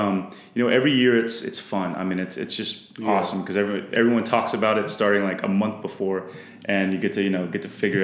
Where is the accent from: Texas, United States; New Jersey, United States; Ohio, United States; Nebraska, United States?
Texas, United States; Splendora; I'm from Splendor